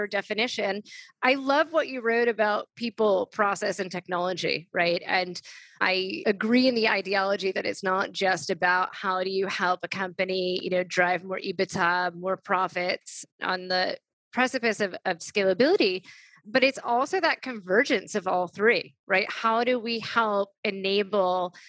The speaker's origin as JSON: {"language": "English", "town": "New York City", "region": "New York", "country": "United States", "tie": "born or raised there", "said": "I grew up in New York City"}